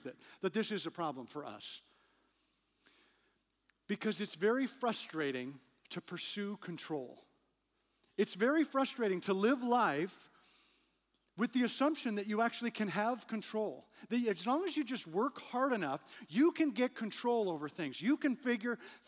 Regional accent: Canada; moved away; I grew up in Canada, spent a lot of time trying to drive on ice

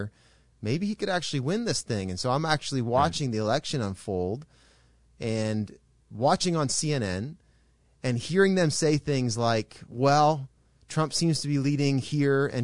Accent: Canada; an observer from Canada, which all three of us are Canadians

